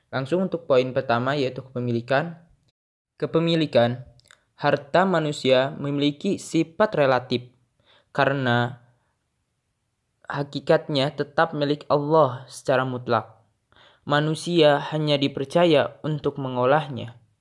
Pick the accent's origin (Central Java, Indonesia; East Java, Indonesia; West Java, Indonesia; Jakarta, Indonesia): West Java, Indonesia; Garut; Asal saya dari Garut